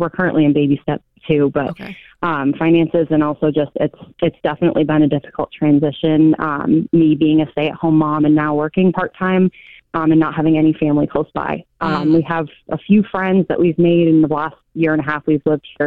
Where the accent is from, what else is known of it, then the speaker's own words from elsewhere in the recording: Vermont, United States; moved away as an adult; now in Northern Virginia, United States; I'm from Vermont and have lived there up until last year